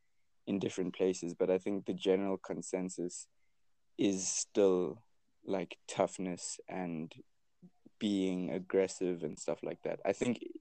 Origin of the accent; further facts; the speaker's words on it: South Africa; I am South African